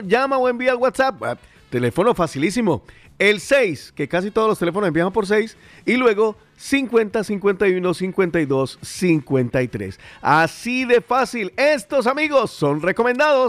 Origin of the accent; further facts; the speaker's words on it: Cali, Valle del Cauca, Colombia; now in Spain; allá en, en, mi tierra, en mi Calibella